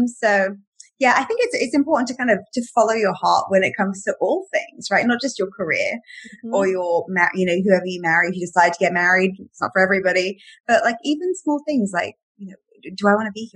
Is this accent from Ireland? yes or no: no; England, United Kingdom; now in Miami, United States; I'm from England